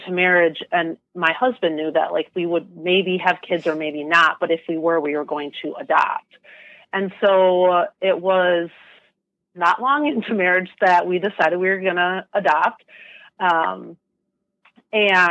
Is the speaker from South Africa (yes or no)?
no; Wisconsin, United States; also born or lived in Michigan; I was born and raised in Wisconsin